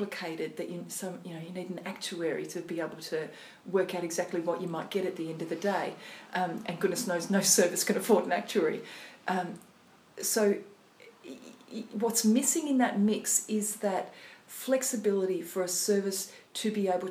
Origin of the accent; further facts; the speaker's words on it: the Riverina, New South Wales, Australia; now in Port Stephens, Australia; so I grew up in the Riverina and obviously now I'm in Port Stephens